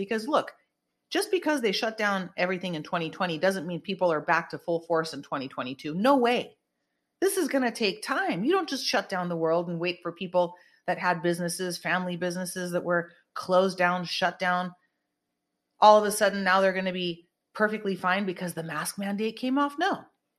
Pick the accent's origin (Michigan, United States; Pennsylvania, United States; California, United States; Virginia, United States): California, United States; Northern; Merced is a town up north in NorCal, where I'm from. I'm not from Merced, but that is located in north of where I'm from.